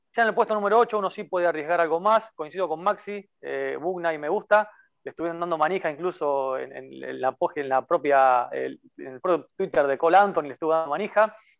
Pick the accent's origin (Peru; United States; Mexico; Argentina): Argentina; Rosario, Santa Fe; yo soy de Rosario, ciudad mm. natal de Messi.